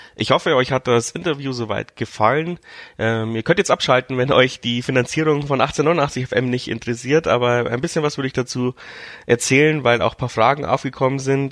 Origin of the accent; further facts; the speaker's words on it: Regensburg, Bavaria, Germany; als Regensburger